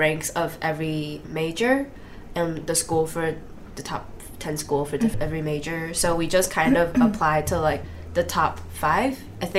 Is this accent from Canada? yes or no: no; Taiwan; moved away as an adult; now in United States; I'm from Taiwan. When I was younger, my mother worked in the States for a little bit, so I came here with her. But I went back to Taiwan for high school